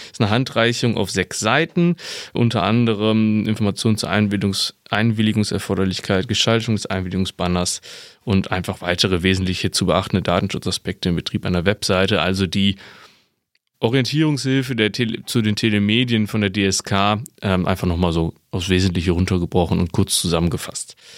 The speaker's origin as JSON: {"language": "German", "region": "North Rhine-Westphalia", "country": "Germany", "said": "bei uns in Nordrhein-Westfalen"}